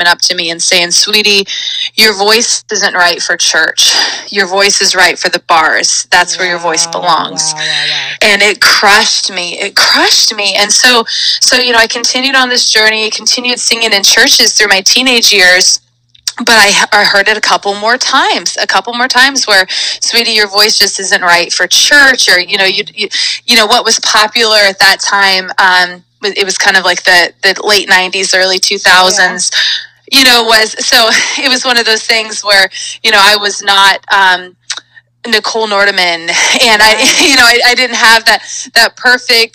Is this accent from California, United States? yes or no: yes; Auburn, California, United States; I grew up actually in Northern California